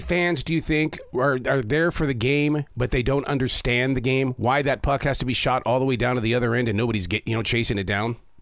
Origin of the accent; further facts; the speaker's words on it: Montana, United States; now in North Carolina, United States; I'm from Montana